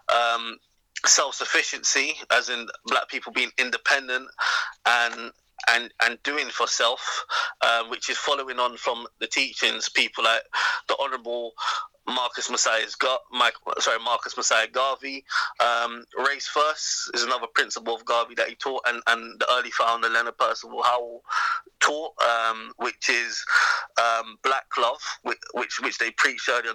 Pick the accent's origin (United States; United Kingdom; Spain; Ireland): United Kingdom; England